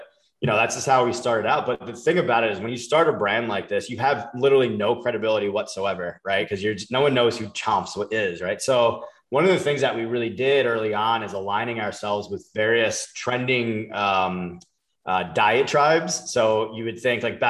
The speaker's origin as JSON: {"language": "English", "area": "Long Island", "region": "New York", "country": "United States", "tie": "born or raised there", "also_born_or_lived": "Palm Beach, Florida", "moved": "yes", "lives_now": "Florida, United States", "said": "I grew up in Long Island"}